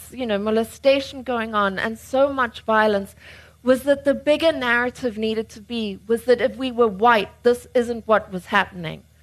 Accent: United Kingdom; I got born with a bloody oversized brain, no chin, and I'm really neurotic because I'm British.

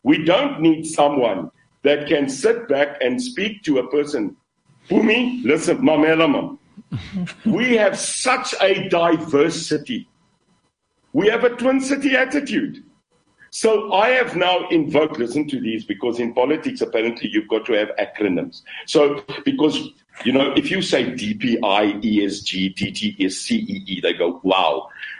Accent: Khayelitsha, Western Cape, South Africa; I come from Khayelitsha. I know Mitchell's Plain, and I also know Bishop. I know it. Cape Town, Brett, is our city.

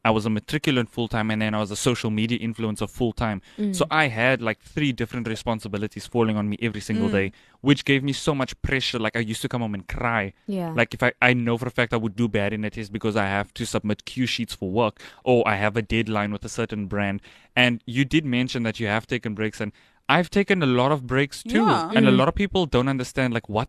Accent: Johannesburg, Gauteng, South Africa; the place where I come from in Joburg, if you know me and if you followed me on social media, you'd know that I'm originally from Joburg. The area I came from, I was a boy who was always in the house.

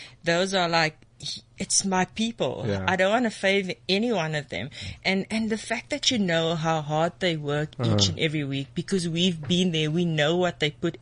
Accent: Cape Town, Western Cape, South Africa; now in Bloemfontein, South Africa; We're both from Cape Town

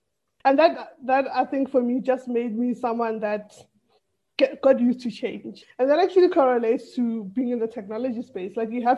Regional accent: Tembisa, Gauteng, South Africa; English is a second language; also born or lived in Atteridgeville; initially I was born and raised in Tembisa. That's where I lived for most of my like primary school years, and then moved to Atteridgeville.

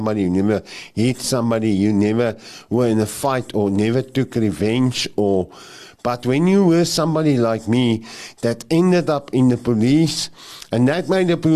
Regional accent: Krugersdorp, Gauteng, South Africa; where I grew up there in Krugersdorp, it's called Krugersdorp West.

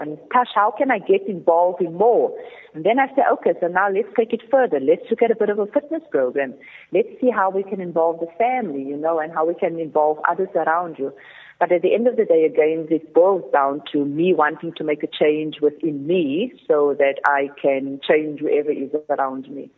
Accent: Cape Town, Western Cape, South Africa; growing up in the Cape Flats

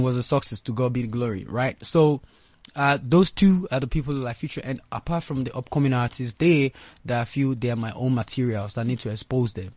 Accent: Lagos, Nigeria; I grew up in Lagos, Nigeria

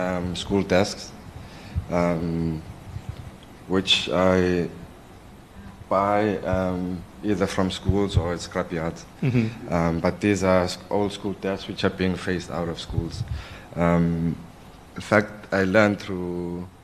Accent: South Africa; as a South African

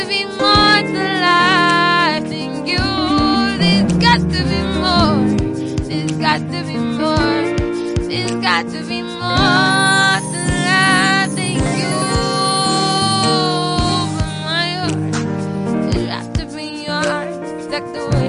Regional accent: South Africa; I'm from South Africa

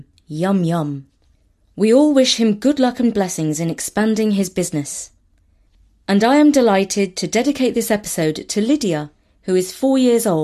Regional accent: India; I'm Indian

